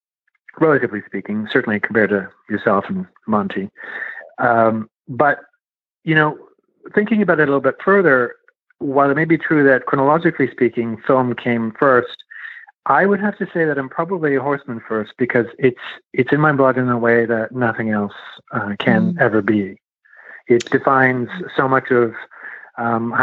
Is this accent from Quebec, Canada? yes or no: yes; Montreal, Quebec, Canada; now in Toronto, Canada; I'm originally from Montreal, Quebec, Canada. I currently live in Toronto, Ontario